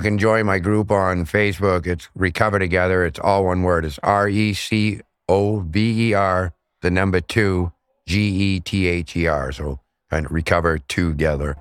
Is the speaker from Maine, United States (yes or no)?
yes; Portland, Maine, United States; now in Auburn, United States; I'm from Portland, Maine. I now live in Auburn, Maine.